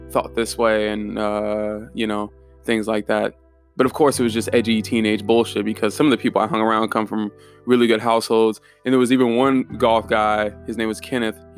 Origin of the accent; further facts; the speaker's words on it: Germany; I'm from Germany, so I've always uh, I was fascinated with the Holocaust